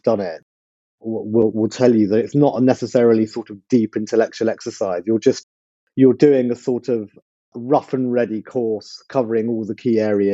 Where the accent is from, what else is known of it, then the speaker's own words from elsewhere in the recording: London, United Kingdom; also born or lived in Mile End; I was born in Mile End and grew up in Whitechapel when I was small